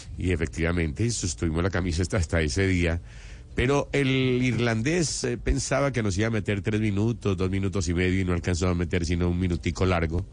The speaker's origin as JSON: {"language": "Spanish", "region": "Antioquia", "country": "Colombia", "said": "yo soy antioqueño"}